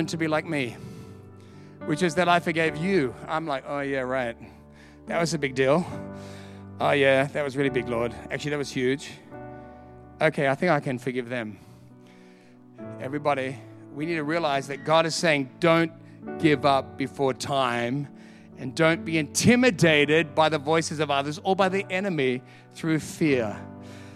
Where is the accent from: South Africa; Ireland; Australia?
Australia; Sydney, New South Wales; moved away as an adult; also born or lived in London; now in Perth, Australia; I'm from Sydney